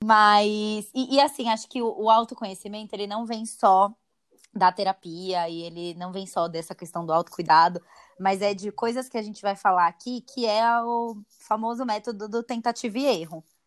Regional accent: Brazil; nós brasileiros somos né, o povo mais ansioso do mundo

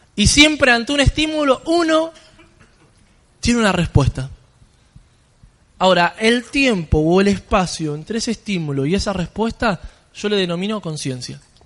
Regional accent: Buenos Aires, Argentina; Vengo desde Argentina, yo soy allá, de Buenos Aires

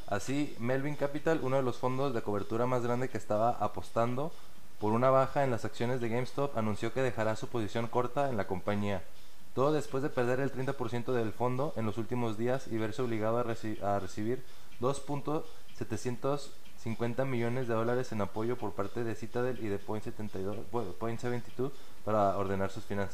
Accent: Mexico; nosotros como mexicanos

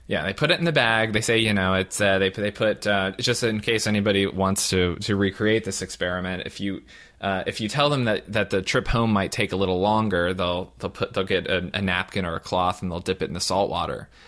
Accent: Southern Ohio, United States; now in California, United States; I'm a Midwesterner from Southern Ohio

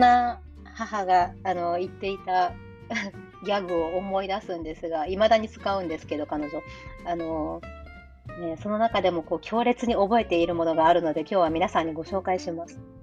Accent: Japan; moved away; 日本は私にとって本当はあの故郷だからね

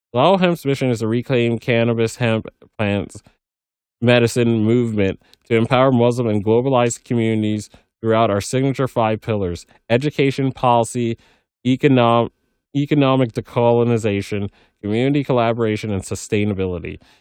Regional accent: Fresno, California, United States; I am half Colombian, half Pakistani, and born and raised in Fresno, California

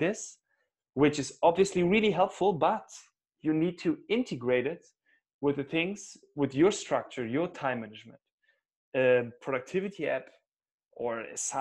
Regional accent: Cologne, North Rhine-Westphalia, Germany; now in Munich, Germany; Originally, I'm more from the West, from Cologne

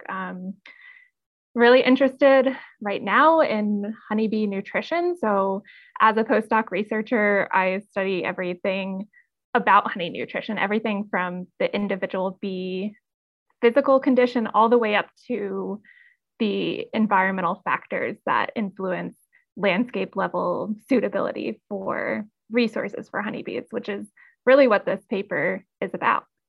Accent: North Carolina, United States; I'm from North Carolina, uh, and I grew up just being outside all of the time

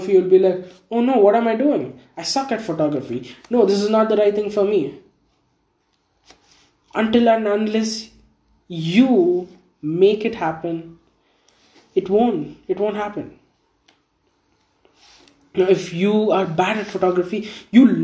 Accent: India; I'm from India

